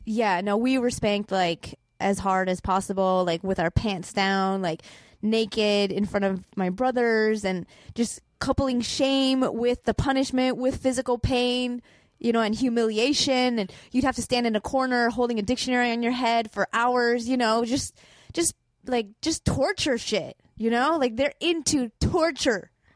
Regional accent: Chicago, Illinois, United States; moved away; also born or lived in Boston; I grew up in Chicago

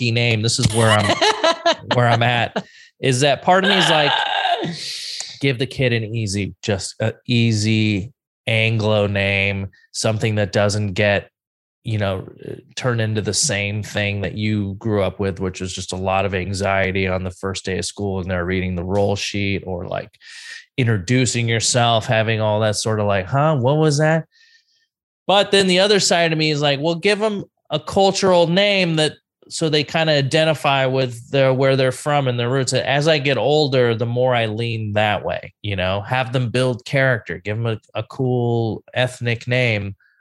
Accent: United States; somebody who had a not normal name growing up in the United States

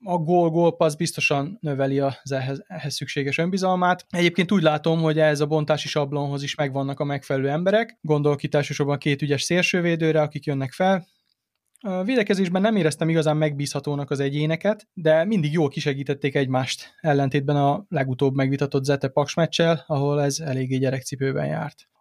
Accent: Serbia; gyerekkoromban Szerbiában

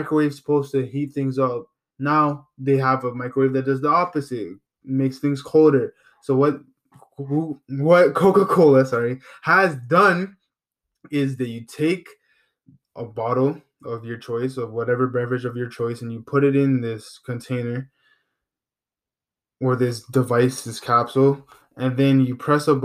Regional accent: Canada; I'm from Canada, and I'm not from the States

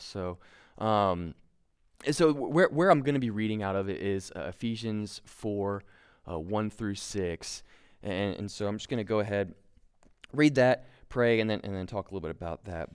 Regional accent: Kentucky, United States; we're both from Kentucky. We're a very proud people that don't wear shoes

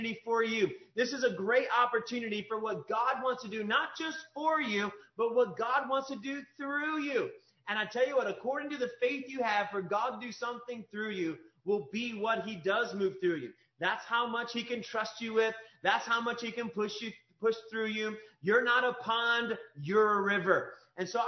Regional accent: Kentucky, United States; I was raised in Kentucky

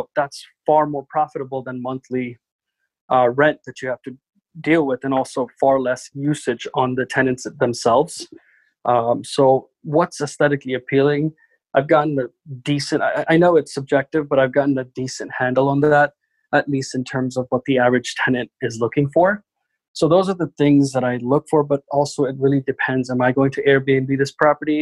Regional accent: New York City, New York, United States; I absolutely hate New York City because I grew up here

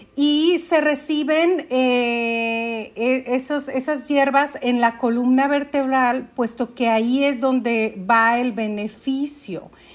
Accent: Aguascalientes, Mexico; also born or lived in Dallas area, Texas, United States; now in Dallas, United States; Vivo en Estados Unidos, muy cerca de Dallas, pero soy originaria de Aguascalientes.

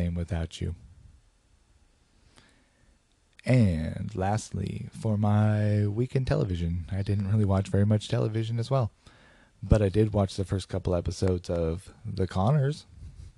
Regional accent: Portland, United States; my hometown of Portland

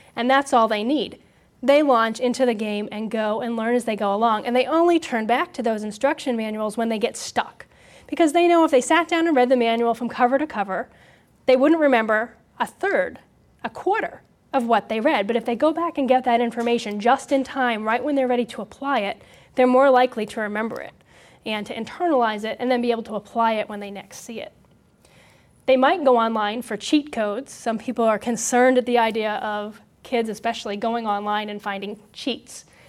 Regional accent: Hampton, New Hampshire, United States; my hometown. in Hampton, New Hampshire.

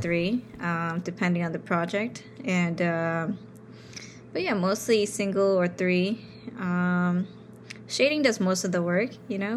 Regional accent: New York City, New York, United States; growing up in New York

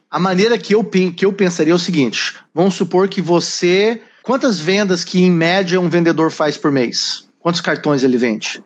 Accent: Curitiba, Paraná, Brazil; moved away as an adult; now in United States; Eu sou original de Curitiba. Mudei para cá com uma mala na mão, começar do zero a vida com 19 anos

